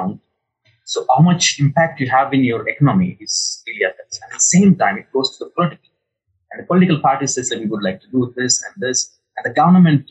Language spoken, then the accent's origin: English; Hyderabad, Telangana, India; I come from Hyderabad. which is my city